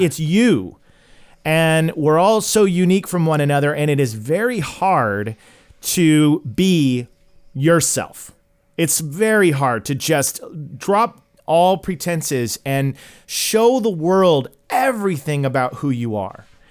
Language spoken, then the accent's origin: English; Tulsa, Oklahoma, United States; I'm originally from Tulsa, Oklahoma